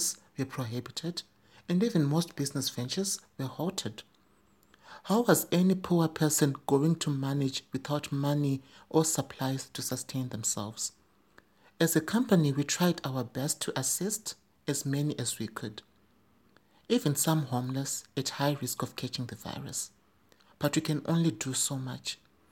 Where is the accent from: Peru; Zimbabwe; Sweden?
Zimbabwe; in my home country, Zimbabwe